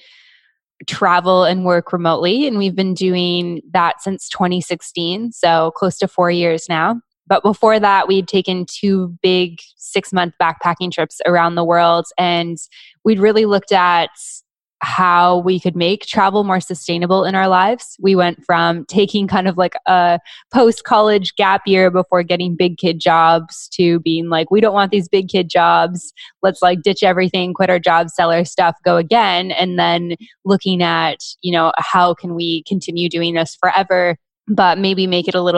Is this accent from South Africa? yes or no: no; Canada; moved away as an adult; we're Canadian